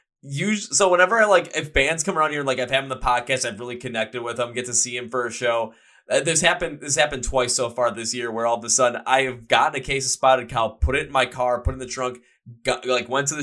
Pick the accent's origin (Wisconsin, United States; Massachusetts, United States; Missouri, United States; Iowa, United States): Wisconsin, United States; Milwaukee; I'm from Milwaukee, Wisconsin